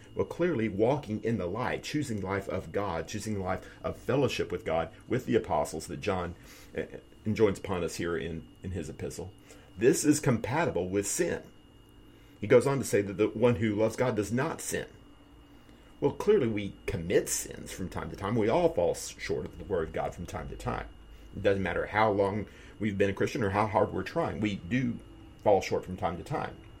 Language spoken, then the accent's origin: English; United States; as American as I am